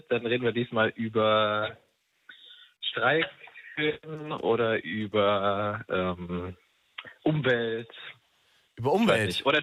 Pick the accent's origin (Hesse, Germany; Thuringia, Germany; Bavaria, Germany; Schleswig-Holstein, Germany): Bavaria, Germany; Würzburg; aus Würzburg ursprünglich